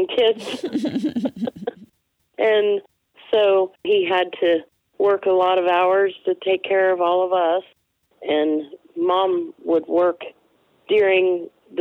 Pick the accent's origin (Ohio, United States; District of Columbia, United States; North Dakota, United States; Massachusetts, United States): Ohio, United States; Kimbolton; also born or lived in Steubenville, Ohio / small towns between Steubenville and Canton, Ohio; when I was 7 years old, we moved to Cambridge. And, well, actually, Kimbolton, just north